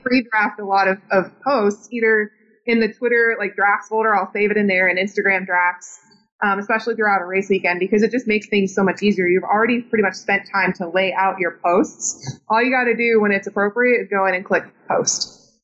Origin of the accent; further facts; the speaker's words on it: Indiana, United States; growing up in Indiana